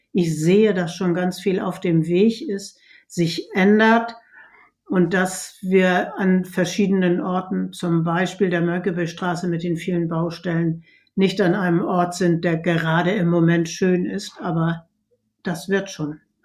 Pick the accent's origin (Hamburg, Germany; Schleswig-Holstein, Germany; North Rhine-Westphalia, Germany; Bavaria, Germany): Hamburg, Germany; ich bin Hamburgerin und mir liegt die Innenstadt am Herzen